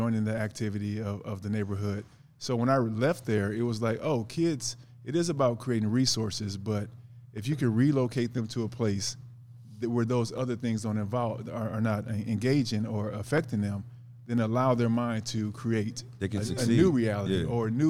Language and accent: English; Los Angeles, California, United States; I grew up in South Central off of 48th and Vermont